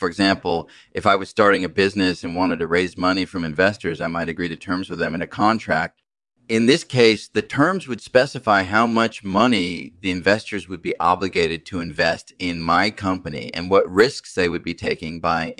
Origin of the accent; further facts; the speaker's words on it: Cambridge, Massachusetts, United States; I grew up in Cambridge, Massachusetts, and I did my undergraduate studies at the Massachusetts Institute of Technology.